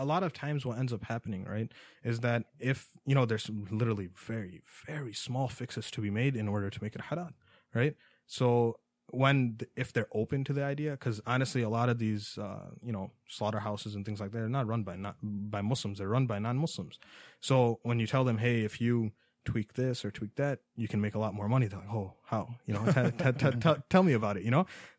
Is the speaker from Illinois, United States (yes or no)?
no; New York, United States; New York. I'm originally from New York.